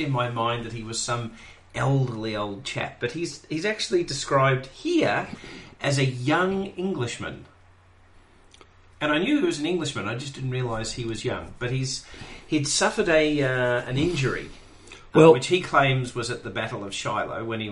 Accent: Australia; I'm from Australia

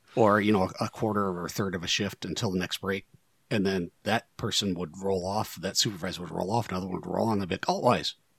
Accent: Northwest Ohio, United States; Northwest Ohio kid, edge of the Rust Belt

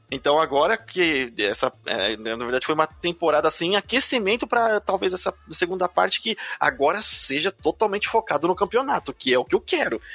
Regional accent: Brazil; a gente, como brasileiros aqui

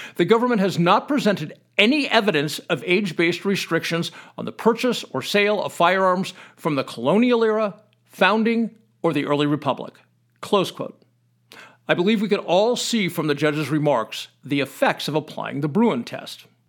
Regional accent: United States; I consider it my duty as an American

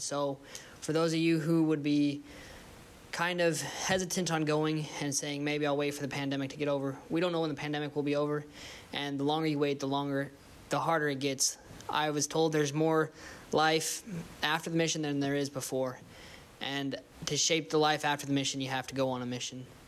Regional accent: Twin Falls, Idaho, United States; moved away; I'm from the Twin Falls, Idaho area.

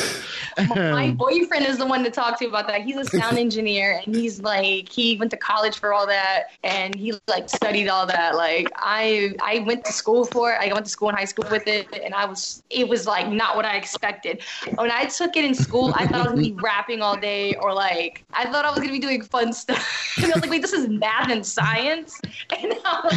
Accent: New York, United States; moved away as an adult; now in Los Angeles, United States; I'm a New Yorker.

